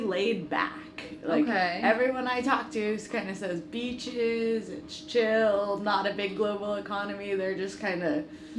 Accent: Seattle, Washington, United States; I'm actually from Seattle, Washington

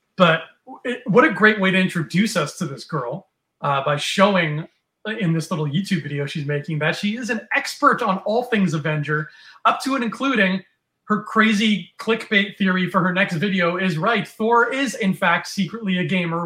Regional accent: Canada; We are from Canada. You and I are from Canada

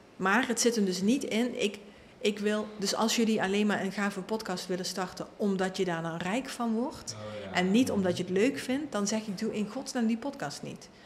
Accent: Limburg, Netherlands; ik kom uit Limburg

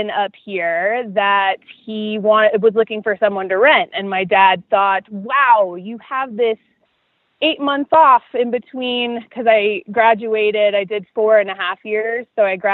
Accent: Florida, United States; No, because we uh, spent most of our time on the Gulf Coast, which, if you've ever been there, is like a giant uh, water body full of bath water.

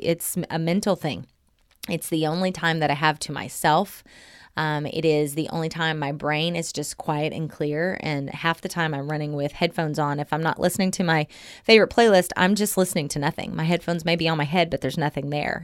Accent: Southern Oklahoma, United States; moved away; I'm from Southern Oklahoma.

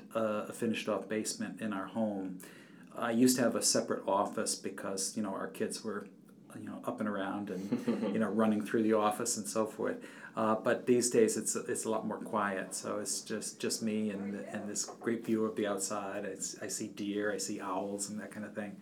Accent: Norwich, Connecticut, United States; my hometown of Norwich, Connecticut.

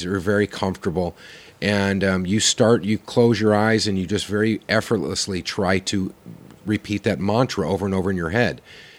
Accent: Oklahoma, United States

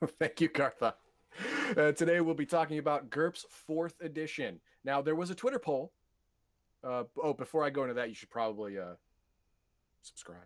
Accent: United States; I'm an American

